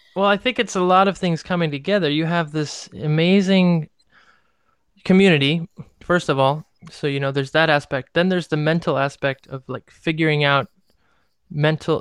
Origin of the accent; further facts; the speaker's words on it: Cleveland, Ohio, United States; I'm from Cleveland, fucking Ohio, and I dance tango professionally.